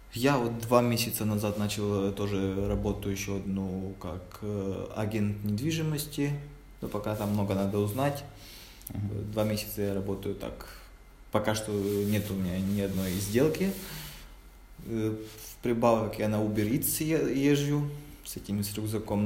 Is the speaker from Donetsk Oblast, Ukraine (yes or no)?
yes; Mariupol, Donetsk Oblast, Ukraine; moved away as an adult; now in Kraków, Poland; Я сам из Украины, из Мариуполя